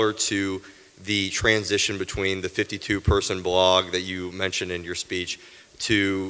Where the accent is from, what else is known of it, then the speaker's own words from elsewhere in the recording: Knoxville, Tennessee, United States; I'm from Knoxville, Tennessee, born and raised.